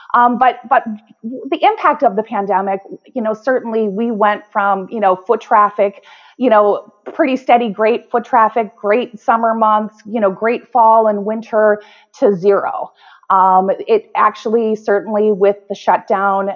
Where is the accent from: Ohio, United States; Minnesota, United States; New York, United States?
Minnesota, United States; White Bear Lake; Growing up in White Bear Lake